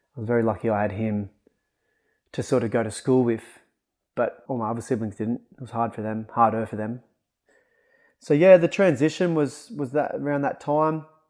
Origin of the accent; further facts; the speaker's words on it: Kyogle, New South Wales, Australia; moved away; I grew up in Khygle because my father was a f, a professional footballer himself